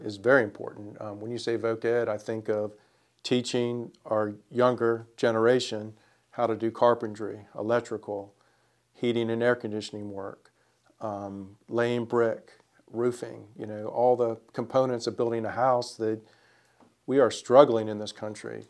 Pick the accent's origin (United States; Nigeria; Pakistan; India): United States; Springfield, Virginia; now in Winston-Salem, United States; I am from Springfield, Virginia